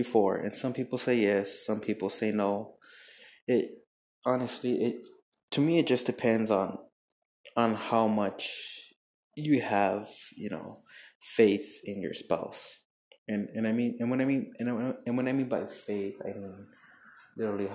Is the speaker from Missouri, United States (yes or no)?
no; El Paso, Texas, United States; in El Paso, my hometown